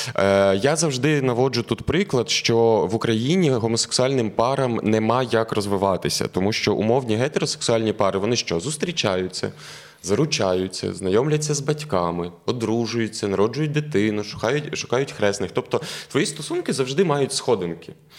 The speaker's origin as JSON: {"language": "Ukrainian", "region": "Galicia", "country": "Ukraine", "said": "я як галичанин"}